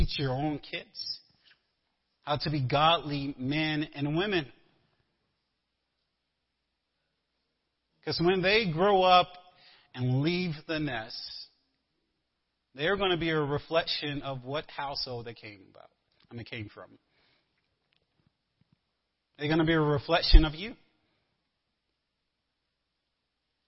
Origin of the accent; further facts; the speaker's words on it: the South, United States; moved away; I'm a Southerner